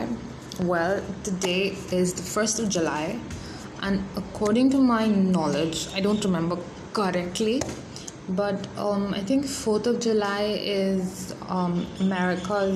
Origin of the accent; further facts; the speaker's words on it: India; I'm Indian, we make chapatis